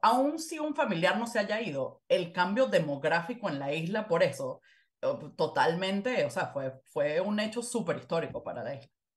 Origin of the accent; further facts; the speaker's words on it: Venezuela; also born or lived in Panama; now in United States; yo soy venezolana, llevo años viviendo en los Estados Unidos ya